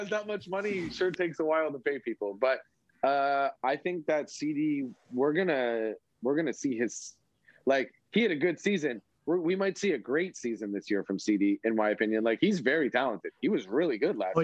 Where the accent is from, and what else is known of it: Canada